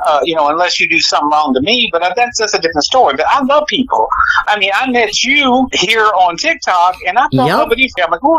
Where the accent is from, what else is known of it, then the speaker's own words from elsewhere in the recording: Portsmouth, Virginia, United States; born there; I was born originally in Portsmouth, Virginia. I'm from the East Coast.